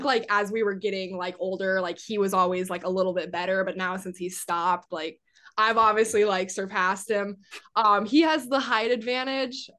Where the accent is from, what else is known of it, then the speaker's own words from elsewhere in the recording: Iowa, United States; moved away; growing up in Iowa and going to like Hawkeye games